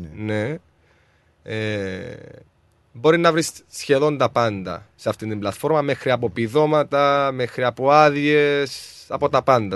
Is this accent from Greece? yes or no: no; Larnaca, Larnaca District, Cyprus; moved away as an adult; now in Melbourne, Australia; Στην όμορφη Λάρναγα είναι η, η πόλη μου η Λάρναγα